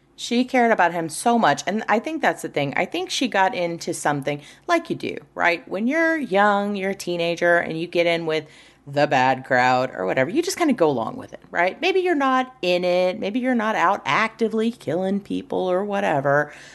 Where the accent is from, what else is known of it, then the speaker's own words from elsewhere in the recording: United States; I'm American